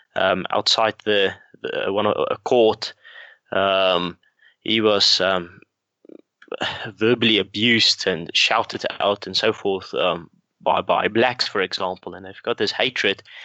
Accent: South Africa; growing up in South Africa

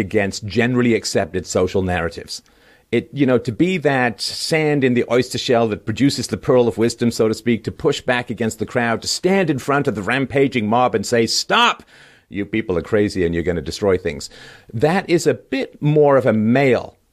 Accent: Canada; I'm Canadian

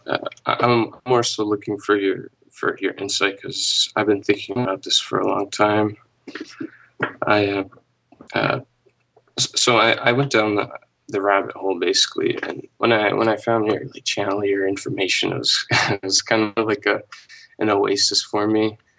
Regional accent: United States; I was born here in the U S

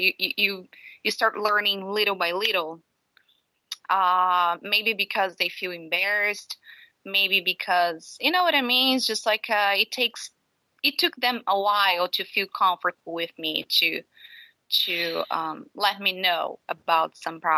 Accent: Brazil; moved away; I'm from Brazil

